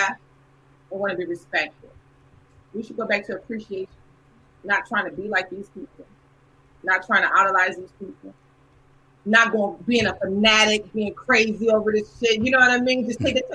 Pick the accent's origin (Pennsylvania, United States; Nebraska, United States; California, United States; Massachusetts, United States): Nebraska, United States; I'm from Nebraska